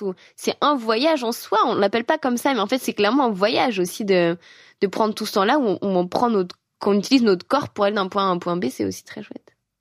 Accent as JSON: {"language": "French", "country": "France", "said": "chez nous en France"}